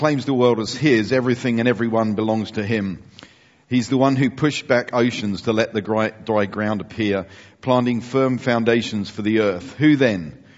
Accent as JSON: {"language": "English", "country": "United Kingdom", "said": "we are British Europeans."}